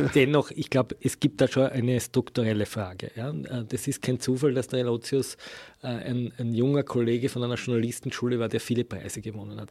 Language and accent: German; Austria; bei uns in Österreich